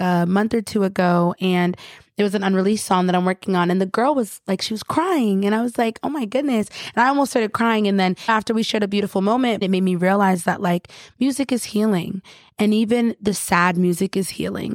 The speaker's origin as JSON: {"language": "English", "town": "Rochester", "region": "New York", "country": "United States", "tie": "born or raised there", "also_born_or_lived": "Long Island, New York", "moved": "as an adult", "said": "I grew up in Rochester, and it was the suburbs and stuff."}